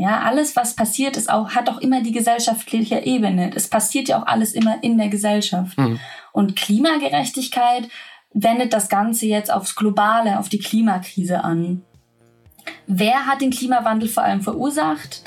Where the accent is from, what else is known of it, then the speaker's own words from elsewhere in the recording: Swabia, Baden-Württemberg, Germany; moved away as an adult; also born or lived in Lower Bavaria; ich komme äh, vom Dorf bin im Schwabeländle aufgewachsen